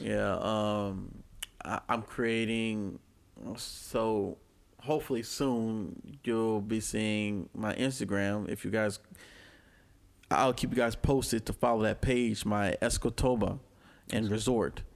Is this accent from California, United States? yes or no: no; New Orleans, Louisiana, United States; moved away; I came from New Orleans, Louisiana